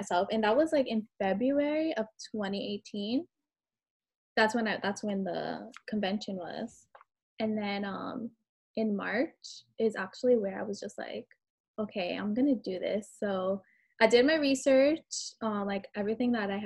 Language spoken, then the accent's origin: English; Fort Lauderdale, Florida, United States; I'm from Fort Lauderdale